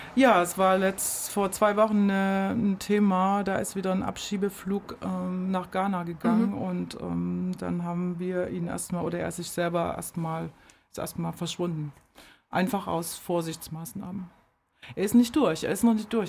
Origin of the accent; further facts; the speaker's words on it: Germany; moved away as an adult; bin in der DDR geboren